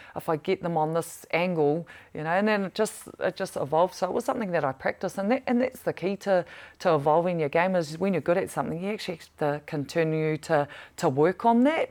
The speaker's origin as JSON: {"language": "English", "country": "New Zealand", "tie": "born or raised there", "said": "growing up in Pataroru"}